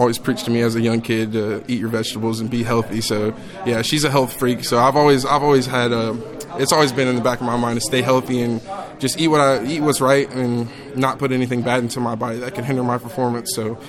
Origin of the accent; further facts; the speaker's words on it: Jacksonville, North Carolina, United States; moved away as an adult; now in Greenville, United States; I'm from Jacksonville, so not too far from here. So I usually spend most of my off time here in Greenville anyways.